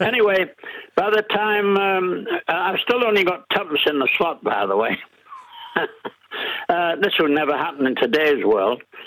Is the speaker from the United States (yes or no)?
no; Middlesbrough, North East England, United Kingdom; accent: English; now in New Zealand; I was born in Middlesbrough in Yorkshire, which is a steel town and uh, my father was a steelworks manager there